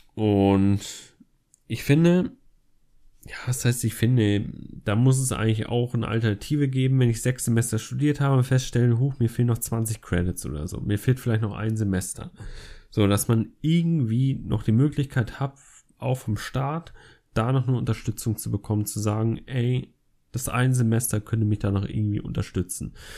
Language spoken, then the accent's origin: German; Flensburg, Schleswig-Holstein, Germany; moved away as an adult; now in Essen, Germany; da ich halt in Essen wohne und in Flensburg meine Heimat eigentlich ist, wo ich herkomme